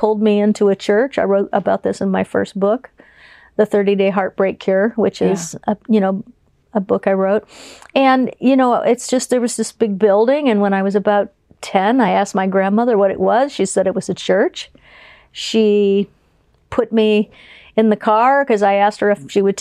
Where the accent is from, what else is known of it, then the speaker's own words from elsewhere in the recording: Fort Lauderdale, Florida, United States; I'm from Fort Lauderdale, Florida